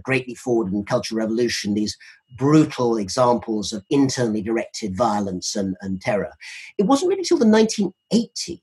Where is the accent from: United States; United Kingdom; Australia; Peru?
United Kingdom; we're both British